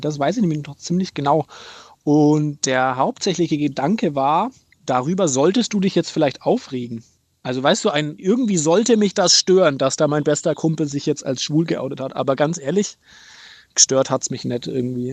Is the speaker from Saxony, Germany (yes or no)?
no; Franconia, Bavaria, Germany; ich bin in Franken aufgewachsen.